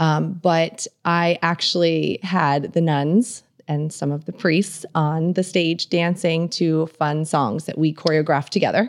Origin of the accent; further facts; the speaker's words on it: Northampton, Pennsylvania, United States; moved away as an adult; also born or lived in Bloomsburg, Pennsylvania; now in Camp Hill, United States; I grew up near Allentown